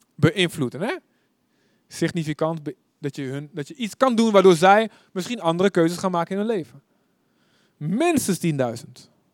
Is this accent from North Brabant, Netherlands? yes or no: no; Deventer, Overijssel, Netherlands; Ik kom uit Deventer